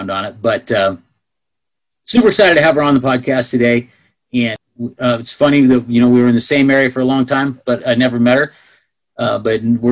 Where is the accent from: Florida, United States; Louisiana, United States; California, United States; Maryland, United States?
California, United States; Northern; also born or lived in Pleasanton, California; I was raised in Northern California